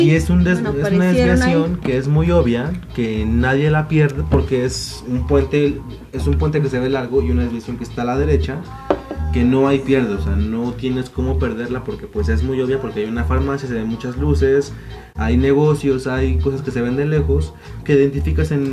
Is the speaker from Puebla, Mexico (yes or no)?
yes; Puebla, Mexico; soy de Puebla.